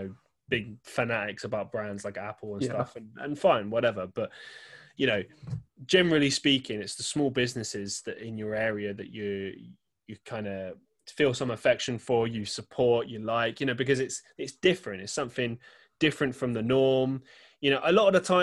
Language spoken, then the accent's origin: English; London, United Kingdom; now in Manchester, United Kingdom; I grew up in London